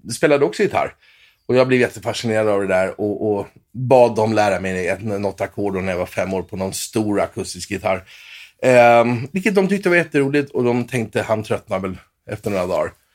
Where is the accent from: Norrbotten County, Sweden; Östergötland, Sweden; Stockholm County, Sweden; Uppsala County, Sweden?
Stockholm County, Sweden; Åkersberga; moved away as an adult; also born or lived in Los Angeles; jag är uppväxt i lilla Åkersberga, tre mil norr om Stockholm